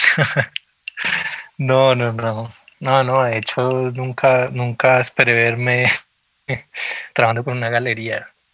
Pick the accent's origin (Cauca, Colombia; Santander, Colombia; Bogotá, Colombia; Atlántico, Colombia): Cauca, Colombia; Popayán; moved away as an adult; also born or lived in Cali; yo nací en Cali, pero casi que me crié en Popayán. Hice todo primaria y bachillerato